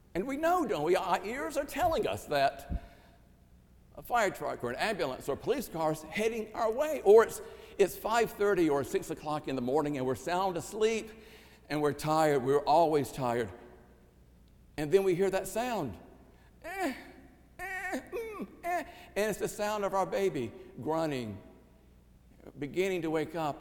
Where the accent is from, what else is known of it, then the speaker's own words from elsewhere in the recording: Ninety Six, South Carolina, United States; my hometown of 96, South Carolina